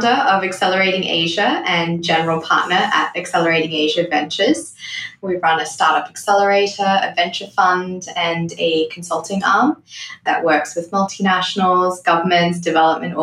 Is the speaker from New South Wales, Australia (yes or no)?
no; Gold Coast, Queensland, Australia; also born or lived in Zimbabwe; finished high school and did university in Australia